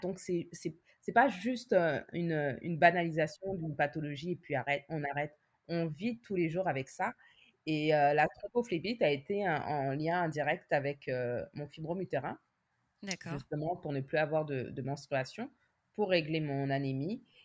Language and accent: French; France; moved away as an adult; now in Montreal, Canada; je suis née et j'ai grandi en France. Mmh et maintenant, ça va faire 10 ans que je vis euh, à Montréal